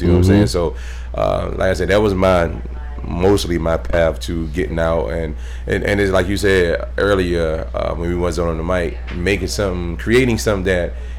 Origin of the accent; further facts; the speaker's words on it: Knoxville, Tennessee, United States; born there; I was born in Tennessee, Knoxville, Tennessee.